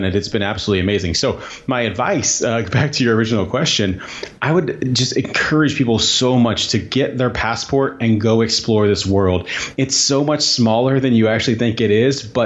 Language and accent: English; Southern Indiana, United States; moved away as an adult; I grew up in Southern Indiana